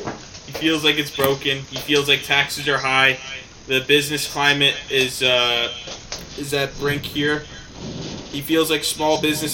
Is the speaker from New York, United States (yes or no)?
yes; Staten Island, New York, United States; now in New Jersey, United States; We're all from Staten Island, and yet all of us ended up moving to Jersey.